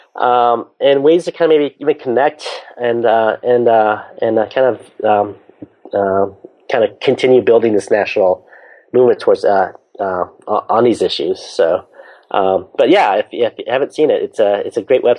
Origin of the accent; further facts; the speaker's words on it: San Francisco Bay Area, California, United States; I grew up in the San Francisco Bay Area, so I'm a big Golden State Warriors